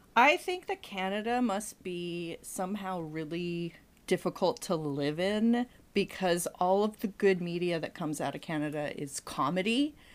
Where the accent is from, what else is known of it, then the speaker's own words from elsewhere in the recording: New England, United States; I'm from New England